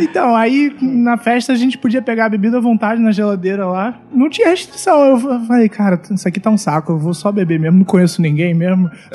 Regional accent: Rio de Janeiro, Brazil; sou lá da Zona Norte, moro em Maria da Graça

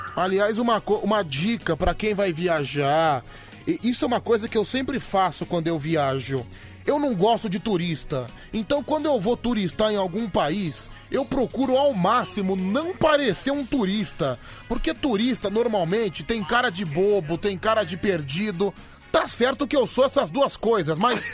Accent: São Paulo, Brazil; eu sou um paulistano nato, né? Sou nascido e criado em São Paulo

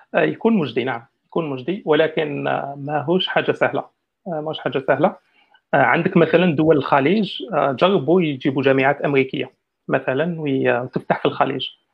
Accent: Algeria; حنا كجزائريين

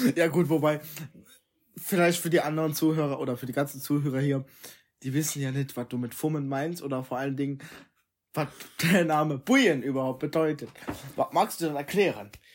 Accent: Trier, Rhineland-Palatinate, Germany; ich bin in Trier geboren.

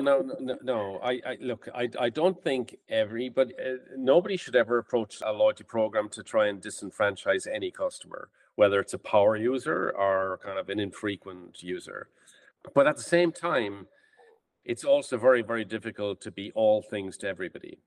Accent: Ireland; moved away as an adult; now in United States; I'm from Ireland and I came to the States in 1995.

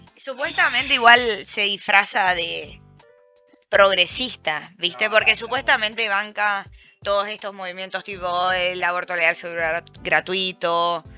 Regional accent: Mendoza, Argentina; now in Buenos Aires, Argentina; somos varias chicas de Mendoza

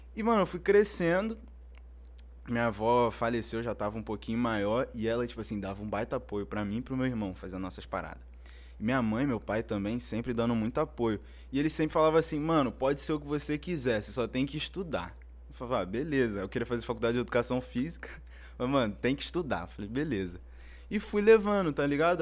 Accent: São Gonçalo, Rio de Janeiro, Brazil; eu nasci no, no Salgueiro, no né, Complexo do Salgueiro.

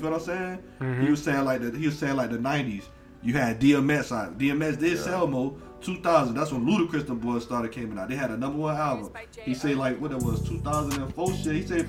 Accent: Southern United States, United States; Like, I'm from the South, bro. This is the South, you feel what I'm saying?

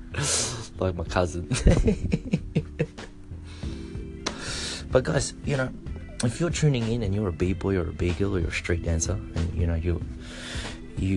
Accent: Australia; also born or lived in Philippines (ancestry); now in Japan; I'm from Australia, for those of you who don't know. I'm Filipino Australian, so my roots are from the Philippines.

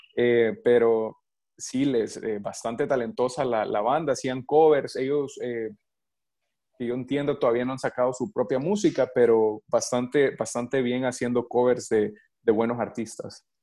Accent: El Salvador; moved away as an adult; also born or lived in New York, United States; now in Florida, United States; yo soy del Salvador, mi familia todavía vive en El Salvador

